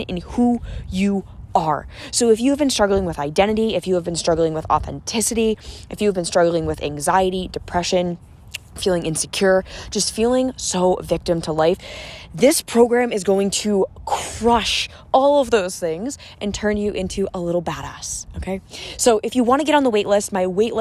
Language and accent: English; about an hour south of Boston, 20 minutes from Cape Cod, Massachusetts, United States; I'm from like the Boston area. And I grew up about an hour south